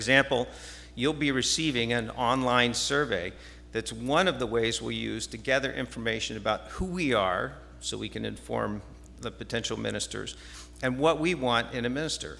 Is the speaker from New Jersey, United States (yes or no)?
yes; New Jersey, United States; moved away; I grew up in New Jersey